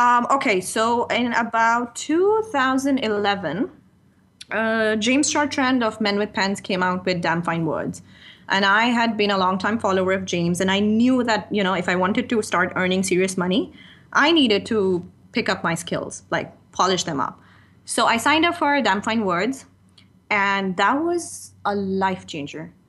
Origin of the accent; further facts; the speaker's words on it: Pakistan; first language Urdu; moved away as an adult; now in Dubai, United Arab Emirates; I was born in Pakistan, it's my second language